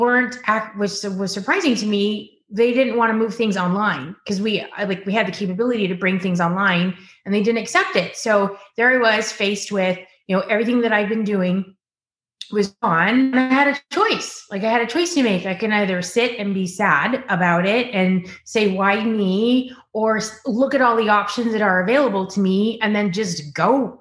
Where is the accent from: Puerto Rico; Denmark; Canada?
Canada; Ottawa, Ontario; moved away as an adult; also born or lived in Tennessee; now in California, United States; I grew up in Ottawa